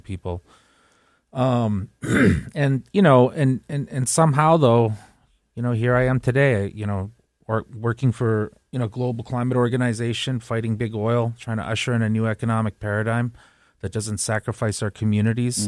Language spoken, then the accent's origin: English; Winnipeg, Manitoba, Canada; my hometown of Winnipeg